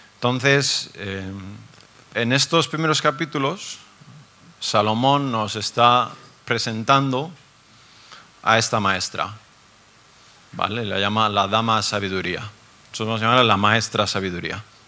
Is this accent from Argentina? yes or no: no; Basque Country, Spain; Yo soy del País Vasco